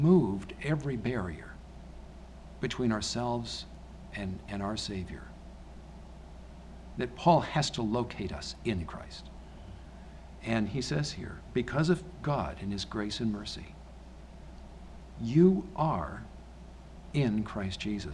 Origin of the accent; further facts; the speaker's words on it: United States; I'm an American